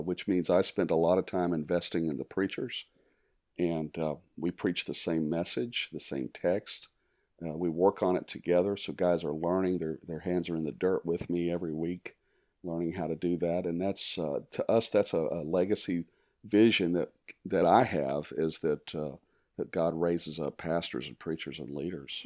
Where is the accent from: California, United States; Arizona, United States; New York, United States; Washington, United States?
Arizona, United States; also born or lived in East Tennessee / Virginia Beach, Virginia; we moved to Arizona, and um, grew up in the West